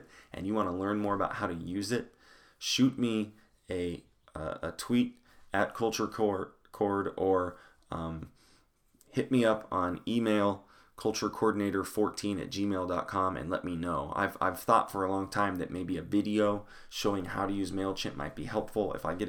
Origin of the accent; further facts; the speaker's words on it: Longmont, Colorado, United States; I grew up going in Longmont, Colorado, went to Longmont High School